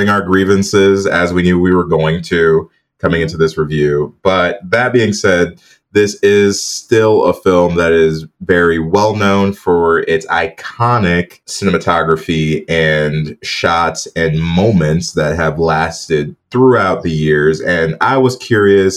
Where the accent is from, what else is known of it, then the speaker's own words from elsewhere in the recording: Midwest, United States; I'm from the Midwest